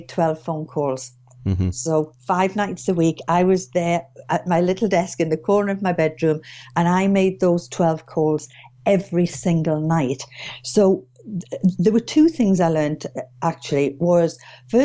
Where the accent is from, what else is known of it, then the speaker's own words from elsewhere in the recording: Durham, North East England, United Kingdom; moved away as an adult; now in Witney, United Kingdom; But as you can hear from my accent, I'm not from Oxfordshire originally. I'm actually from Durham. But I've been down here about 29 years now